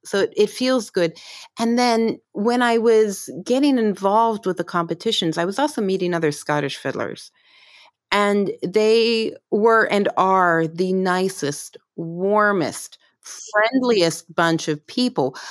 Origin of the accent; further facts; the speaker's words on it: Pittsburgh, Pennsylvania, United States; I grew up in Pittsburgh